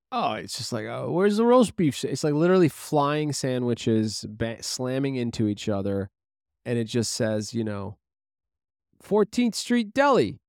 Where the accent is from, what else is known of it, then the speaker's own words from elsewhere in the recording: New York City, New York, United States; I grew up in Bay Ridge for many of my years